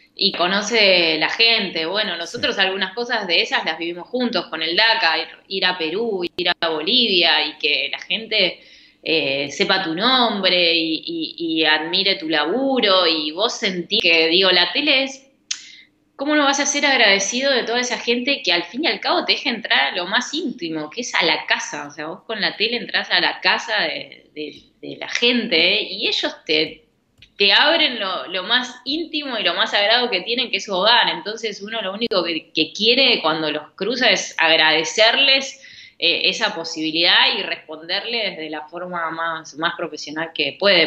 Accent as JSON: {"language": "Spanish", "town": "Rosario", "region": "Santa Fe", "country": "Argentina", "tie": "born or raised there", "moved": "as an adult", "lives_now": "Buenos Aires, Argentina", "said": "yo yo me crié en Arroyito, que Rosario Central es de Arroyito"}